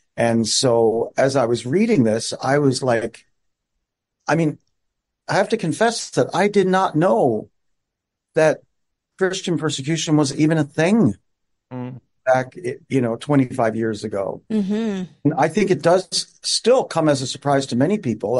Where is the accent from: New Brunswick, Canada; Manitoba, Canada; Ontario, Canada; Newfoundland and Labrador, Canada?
Newfoundland and Labrador, Canada; moved away; also born or lived in Montreal / Regina, Saskatchewan; I grew up on the East Coast in Newfoundland